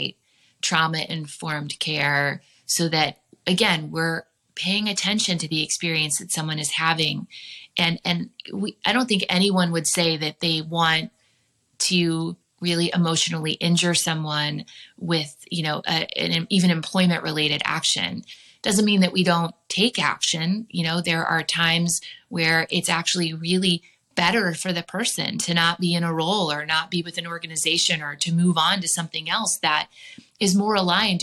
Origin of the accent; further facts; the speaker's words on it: Indiana, United States; now in Arizona, United States; I'm from Indiana